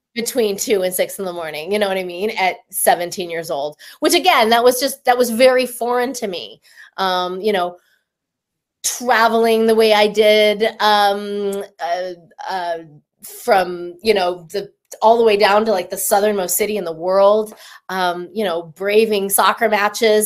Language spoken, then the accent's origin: English; Denver, Colorado, United States; moved away as an adult; also born or lived in Taos, New Mexico; now in Los Angeles, United States; I'm from Denver